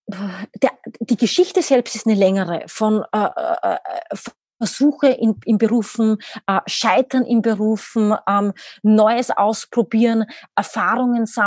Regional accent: Austria; now in Berlin, Germany; Ich selbst, man hört es, ich bin Österreicherin, lebe aber mittlerweile seit zehn oder elf Jahren, glaube ich, mittlerweile in Berlin.

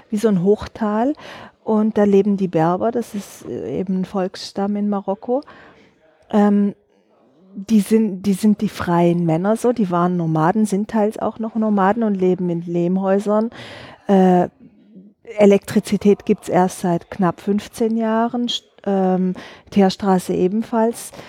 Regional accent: Southern Germany, Germany; Also ich bin in Süddeutschland groß geworden, habe äh, in Stuttgart äh, Innenarchitektur studiert

